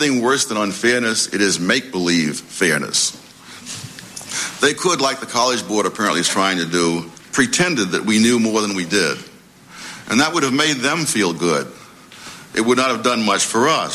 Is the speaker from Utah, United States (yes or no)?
no; New York City, New York, United States; when I was a kid growing up in Harlem